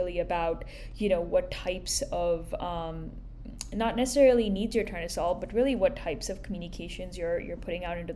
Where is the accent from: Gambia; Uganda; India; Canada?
India; moved away as an adult; also born or lived in Boston; now in New York, United States; I grew up in India